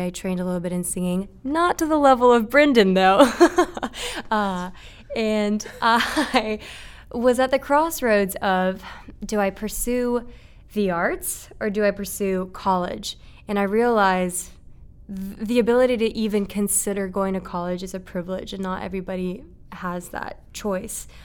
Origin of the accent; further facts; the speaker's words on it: Marietta, Georgia, United States; also born or lived in Japan; I was born and raised in Japan until I was seven, and then I moved to Marietta, which is where we're at right now